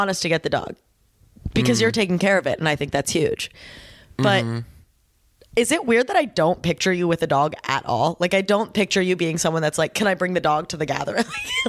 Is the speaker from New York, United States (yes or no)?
no; Cleveland, Ohio, United States; I'm from Cleveland.